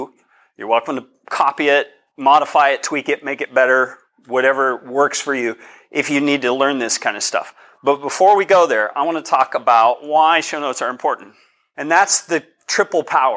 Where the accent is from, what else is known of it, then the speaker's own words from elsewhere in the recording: Colorado, United States; I'm from Colorado. This is partly my neighborhood